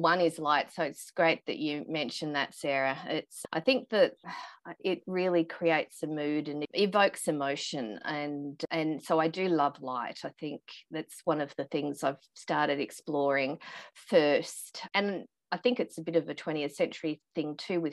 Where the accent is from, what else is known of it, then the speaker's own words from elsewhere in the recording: Australia; growing up in Australia